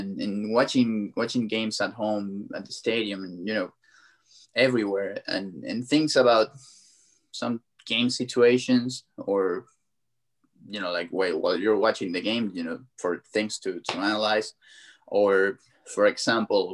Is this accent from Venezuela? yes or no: yes; Venezuela; I grew up in Venezuela. I was born over there